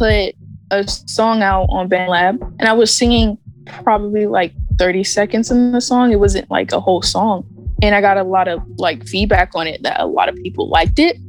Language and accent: English; Clinton, Maryland, United States; I grew up in Clinton, Maryland